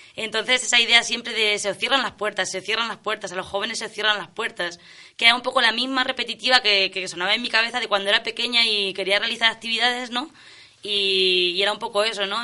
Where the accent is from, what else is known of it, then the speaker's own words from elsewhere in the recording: Olmedilla de Alarcón, Castilla-La Mancha, Spain; also born or lived in Villanueva de la Jara / Montilla del Palancar / Cuenca / Valencia; yo en principio vengo de Olmedilla de Alarcón